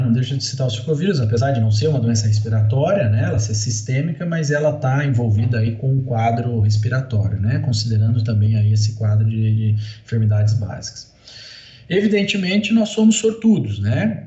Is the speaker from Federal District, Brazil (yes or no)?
no; Paraná, Brazil; moved away as an adult; also born or lived in Santa Catarina / Jaboticabal, São Paulo; eu sou paranaense